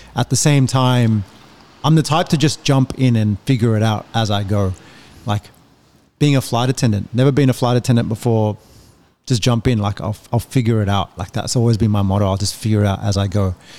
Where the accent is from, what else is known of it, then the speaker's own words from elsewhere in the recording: Australia; also born or lived in Indonesia; I'm from Australia